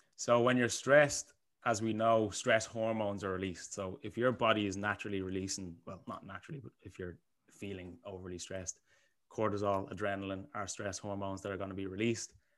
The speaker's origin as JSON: {"language": "English", "town": "Bray", "region": "Leinster", "country": "Ireland", "said": "I am from Bray, the sunny, the sunny coastal side of Bray."}